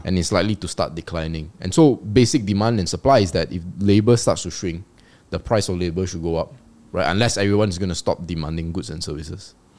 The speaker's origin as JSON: {"language": "English", "country": "Malaysia", "said": "As a Malaysian"}